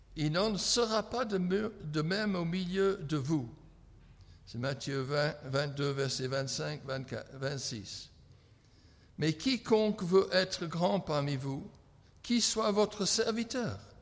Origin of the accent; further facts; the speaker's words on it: England, United Kingdom; French is a second language; moved away; je suis anglais